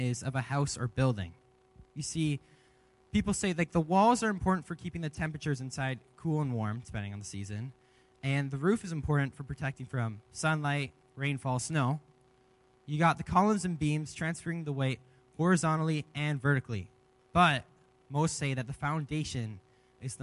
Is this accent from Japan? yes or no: no; Leamington, Ontario, Canada; moved away as an adult; now in Kamloops, Canada; I'm actually from Ontario, and I moved here to go to this college program